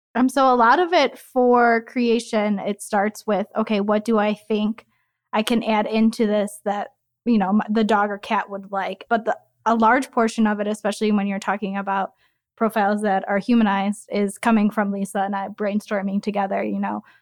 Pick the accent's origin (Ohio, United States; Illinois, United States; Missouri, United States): Illinois, United States; Chicago; moved away as an adult; also born or lived in North Carolina; I am from Chicago. I was born and raised in a Southwest suburb